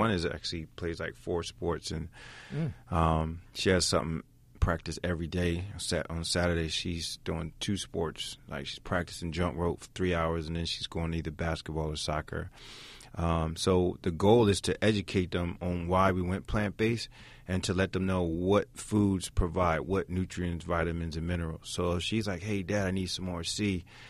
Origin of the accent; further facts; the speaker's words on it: Camden, New Jersey, United States; No, I'm from Camden, New Jersey.